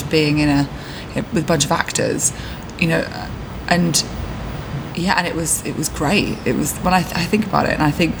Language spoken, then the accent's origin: English; Holyhead, Wales, United Kingdom; moved away as an adult; also born or lived in Nottinghamshire; I was born in Holyhead in Anglesey in North Wales